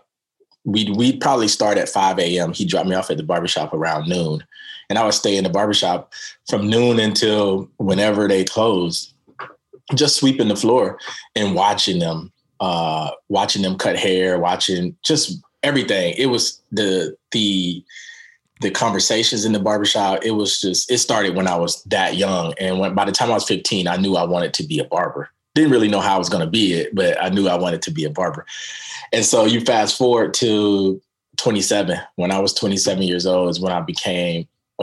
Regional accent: Daytona Beach, Florida, United States; now in Portland, United States; I grew up in Daytona Beach, Florida

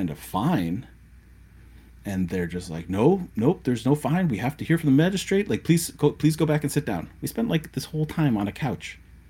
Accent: United States; we're American.

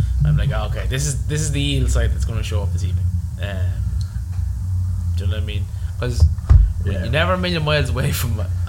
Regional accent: Ireland; as Irish buckos

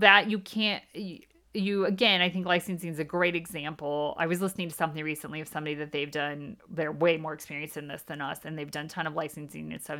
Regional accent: United States; moved away as an adult; now in United Kingdom; we are from the States and we live in the U K

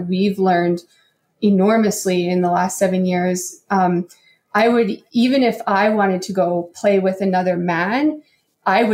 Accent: Calgary, Alberta, Canada; accent: Canadian; we're from Calgary

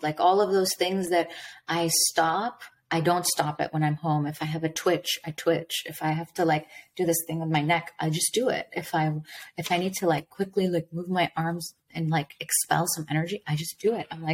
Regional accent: Dubai, United Arab Emirates; I was born in Dubai, United Arab Emirates. My parents were both born in Iran

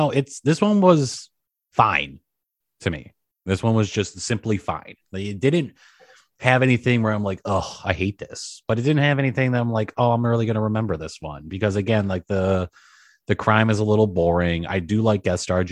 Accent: Ireland; I'm Irish

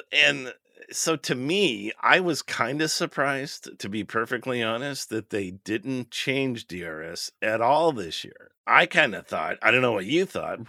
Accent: United States; We're American

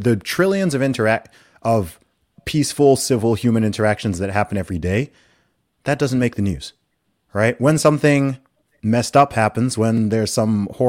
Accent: Saudi Arabia; You know, I myself, I grew up in Saudi Arabia, which is uh, that that's a whole nother kettle of fish

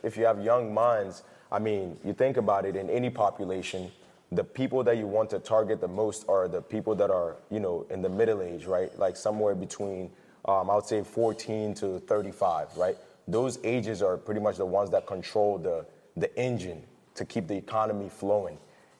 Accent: Ghana; Yeah, Ghana, born and raised.

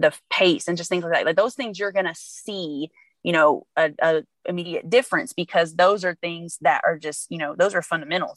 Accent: Louisville, Kentucky, United States; now in California, United States; I'm from Kentucky

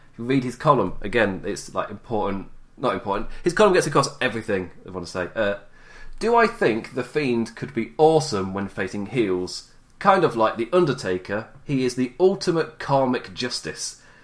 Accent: England, United Kingdom; as an Englishman

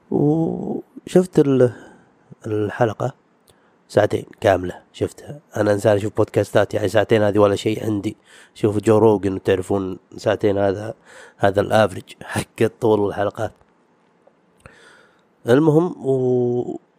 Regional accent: Saudi Arabia; حق ديرتنا حق الديره يعني السعوديه

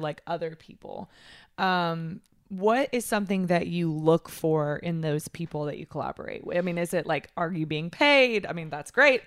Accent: Texas, United States; moved away; I'm from Texas

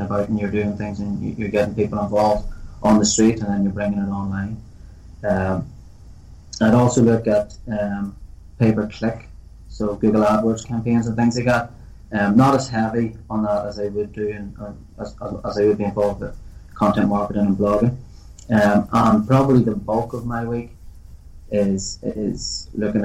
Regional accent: Northern Ireland, United Kingdom; most young fellas growing up in Northern Ireland, kicking a ball around the streets

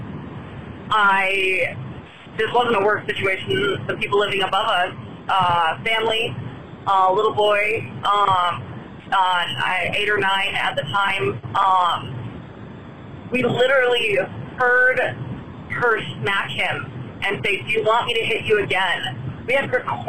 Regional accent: Colorado, United States; I'm from Colorado.

